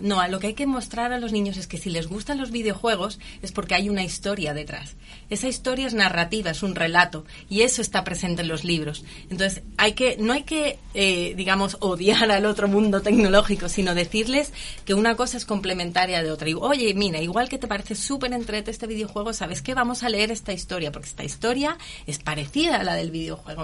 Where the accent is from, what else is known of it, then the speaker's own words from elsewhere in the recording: Spain; moved away as an adult; now in Curicó, Chile; yo soy española